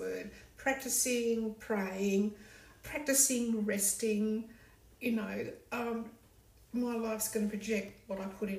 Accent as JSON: {"language": "English", "town": "Cowell", "region": "South Australia", "country": "Australia", "tie": "born or raised there", "also_born_or_lived": "Adelaide / Brisbane", "moved": "as an adult", "said": "I'm a South Aussie. Grew up on the Eyre Peninsula. My hometown was Cowell."}